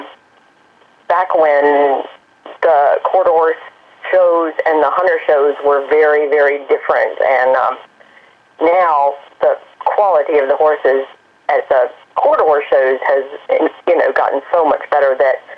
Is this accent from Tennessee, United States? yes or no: yes; East Tennessee, United States; moved away as an adult; also born or lived in Greensboro; I grew up in East Tennessee, and we always had horses